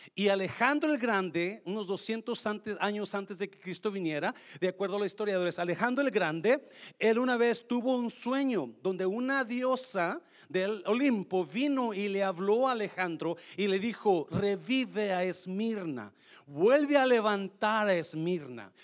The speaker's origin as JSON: {"language": "Spanish", "country": "Mexico", "moved": "as an adult", "said": "recién llegué de México, yo tenía dieciocho años, de, dejé mi novia en México"}